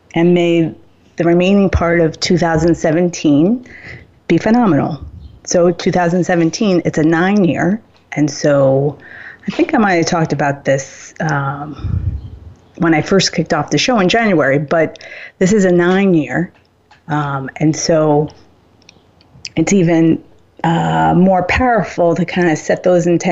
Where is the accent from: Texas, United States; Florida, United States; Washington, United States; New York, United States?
New York, United States; Suffern; I grew up in Rockin County and Suffern, New York